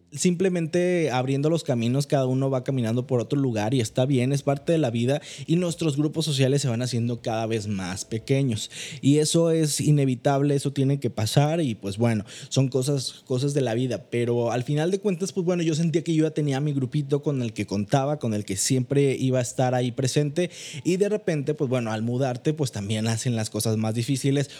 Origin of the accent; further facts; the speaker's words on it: Manzanillo, Colima, Mexico; moved away as an adult; now in Monterrey, Mexico; Yo soy originario de Manzanillo, Colima